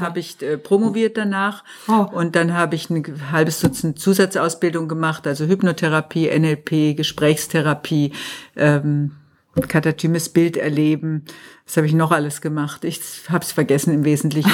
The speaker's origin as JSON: {"language": "German", "town": "Tübingen", "region": "Baden-Württemberg", "country": "Germany", "tie": "born or raised there", "moved": "as an adult", "lives_now": "Munich, Germany", "said": "gebürtig bin ich aus Tübingen, mhm. bin aber jetzt schon seit über 50 Jahren in München"}